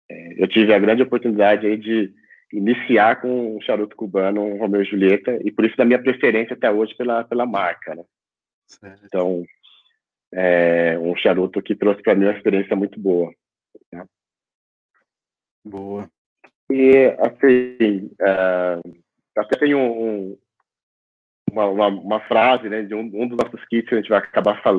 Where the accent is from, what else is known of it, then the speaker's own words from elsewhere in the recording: São Paulo, Brazil; Boa noite, é … tenho 44 anos, sou aqui da cidade de São Paulo, capital.